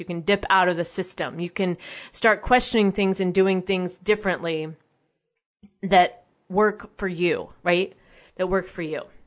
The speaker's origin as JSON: {"language": "English", "country": "United States", "said": "as an American citizen"}